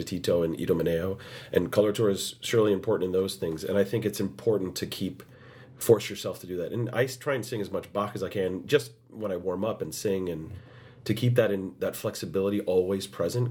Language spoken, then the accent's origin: English; United States; I was the only American in that cast